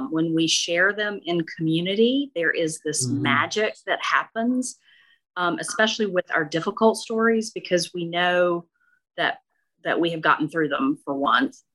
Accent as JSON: {"language": "English", "town": "Okolona", "region": "Mississippi", "country": "United States", "tie": "born or raised there", "moved": "yes", "said": "I grew up in Northeast Mississippi in a tiny town called Okolona near Tupelo"}